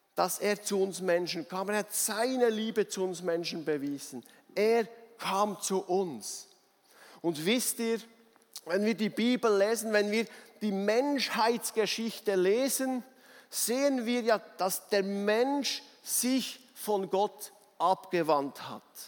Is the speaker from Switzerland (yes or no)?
yes; Bernese Oberland, Switzerland; ich als Berner Oberländer